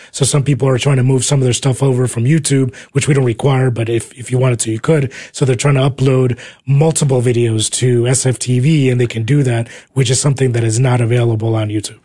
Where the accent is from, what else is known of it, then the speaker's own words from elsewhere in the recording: New Jersey, United States; moved away as an adult; also born or lived in Uruguay / New York City, United States; now in Texas, United States; I came here when I was four years old. I was raised in New Jersey